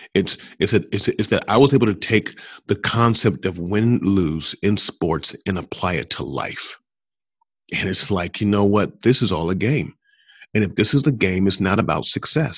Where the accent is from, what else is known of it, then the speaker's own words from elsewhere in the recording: Columbus, Ohio, United States; Columbus, which is my hometown